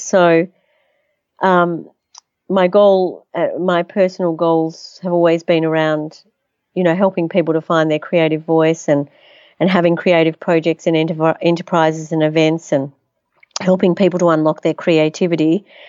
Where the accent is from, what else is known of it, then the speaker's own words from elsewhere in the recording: Melbourne, Victoria, Australia; also born or lived in Netherlands / United States; I was born in Holland, actually, came to Australia when I was one, to, uh, so my, my parents are Holocaust survivors, um, My grandmother invented the very first foldable umbrella. My grandfather was an acclaimed sculptor, and his work resides in the great galleries around the world. I was educated in Melbourne